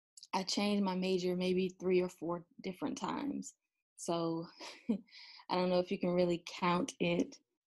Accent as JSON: {"language": "English", "town": "Americus", "region": "Georgia", "country": "United States", "tie": "born or raised there", "moved": "yes", "lives_now": "Atlanta, United States", "said": "I'm originally from a small town, 2.5 hours south of Atlanta. It's called Americus, Georgia. A lot of people haven't heard of that because it is so small."}